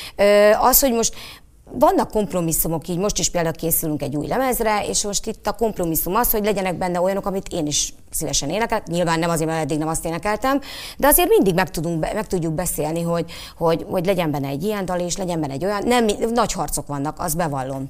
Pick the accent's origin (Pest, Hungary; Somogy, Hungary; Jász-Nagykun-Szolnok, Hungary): Jász-Nagykun-Szolnok, Hungary; Szolnok; Szolnoki vagyok